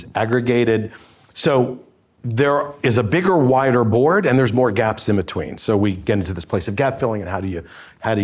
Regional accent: New York City, New York, United States; I'm from Brooklyn

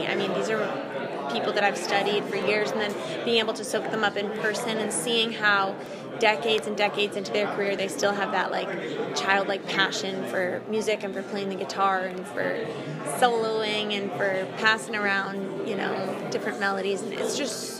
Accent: Connecticut, United States; moved away as an adult; also born or lived in Florida / Tennessee; I'm originally from Connecticut, and then the past few years I've lived back and forth between here and Florida.

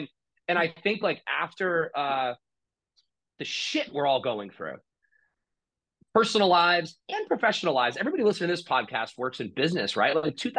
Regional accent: United States; we're obviously American

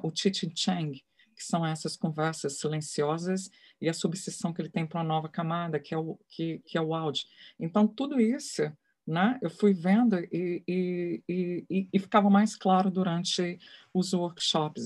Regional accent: Brazil; Eu sou brasileira, eu sou mulher

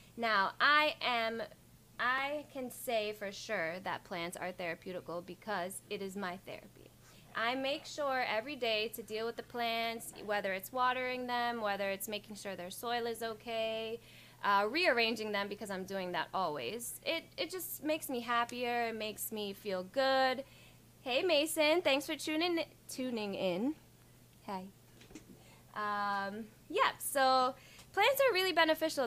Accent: Ocho Rios, Saint Ann, Jamaica; now in United States; growing up in Ochi on the farm

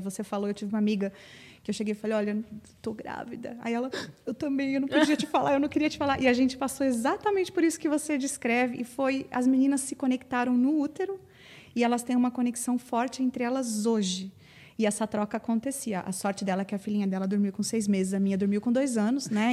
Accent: Paraná, Brazil; moved away as an adult; now in São Paulo, Brazil; desde que eu mudei para São Paulo, porque eu sou paranaense e estou aqui há quase 15 anos

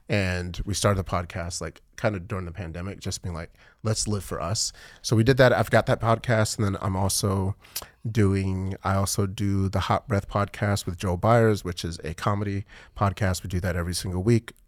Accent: Nigeria; now in Texas, United States; I'm Nigerian

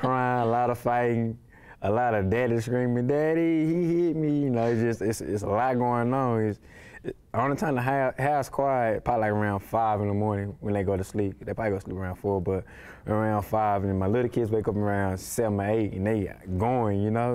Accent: Dallas, Texas, United States; I was brought up in a rough area, you know, in Dallas

